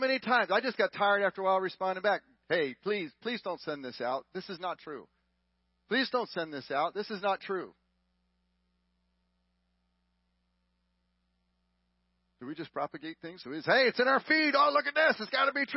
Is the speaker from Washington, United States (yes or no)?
no; Texas, United States; We're from Texas